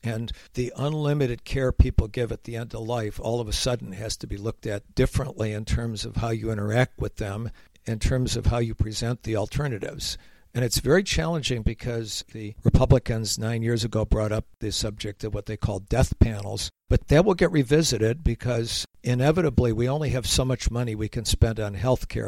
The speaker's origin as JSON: {"language": "English", "town": "Rochester", "region": "New York", "country": "United States", "tie": "born or raised there", "moved": "yes", "said": "I was recently up in my hometown of Rochester, New York"}